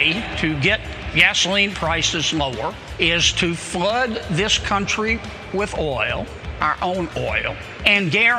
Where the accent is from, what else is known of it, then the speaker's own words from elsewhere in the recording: Louisiana, United States; my home state of Louisiana